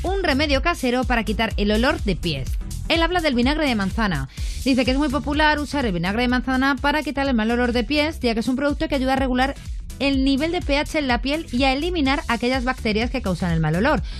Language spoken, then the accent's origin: Spanish; Talavera de la Reina, Castilla-La Mancha, Spain; now in Madrid, Spain; yo soy de Talavera de la Reina, pero llevo aquí la mitad de mi vida en Madrid